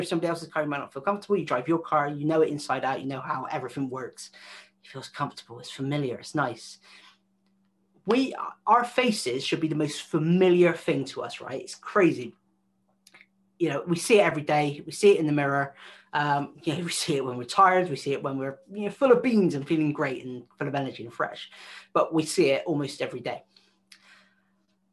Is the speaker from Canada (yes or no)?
no; West Country, South West England, United Kingdom; accent: West Country; I sound like I'm from the West Country